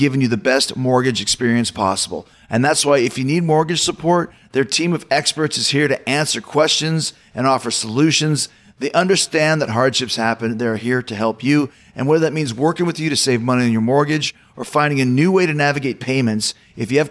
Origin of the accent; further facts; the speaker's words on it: Winnipeg, Manitoba, Canada; growing up in Winnipeg